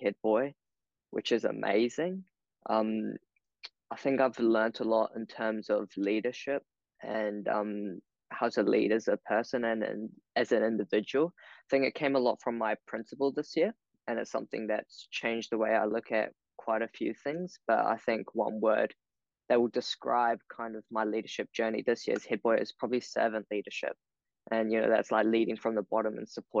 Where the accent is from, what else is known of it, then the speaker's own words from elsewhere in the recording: Wellington, New Zealand; I was born in Wellington and, you know, grew up in this beautiful city, Poneke.